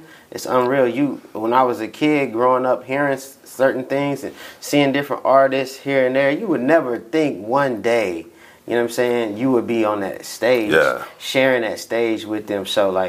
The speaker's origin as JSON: {"language": "English", "town": "Dallas", "region": "Texas", "country": "United States", "tie": "born or raised there", "also_born_or_lived": "Midland, Texas", "moved": "yes", "lives_now": "Tulsa, United States", "said": "I'm originally from Midland, Texas. But then when I was 2, we moved to Tulsa, Oklahoma. Moved to Tulsa, Oklahoma, and I lived here till I was about 7. Then we moved to Dallas."}